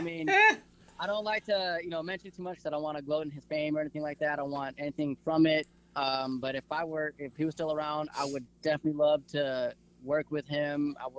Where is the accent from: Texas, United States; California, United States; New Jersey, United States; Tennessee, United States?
Texas, United States; Abilene; we're all from the Abilene Sweetwater area.